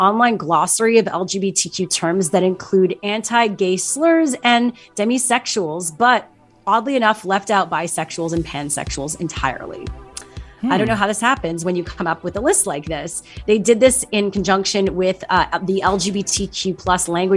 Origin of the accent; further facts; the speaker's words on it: Montreal, Quebec, Canada; moved away; Montreal, my hometown